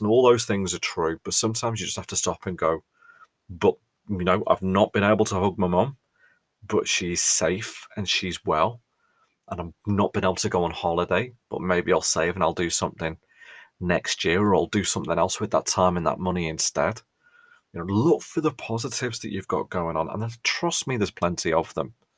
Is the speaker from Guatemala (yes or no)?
no; Ellesmere Port, North West England, United Kingdom; we're not Scousers, we're from Cheshire